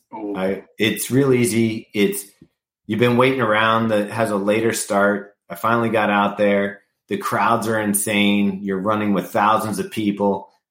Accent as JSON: {"language": "English", "region": "West Coast", "country": "United States", "tie": "born there", "said": "I was born on the West Coast, yeah."}